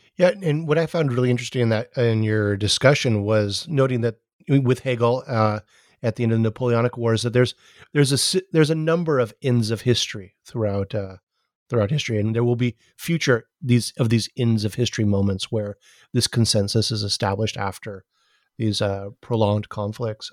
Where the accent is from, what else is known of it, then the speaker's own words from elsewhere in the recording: Hawaii, United States; I'm from Hawaii